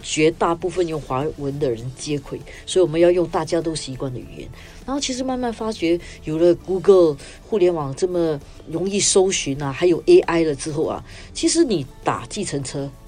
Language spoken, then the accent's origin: Chinese; Singapore; 我们新加坡人之间就会觉得很有亲切感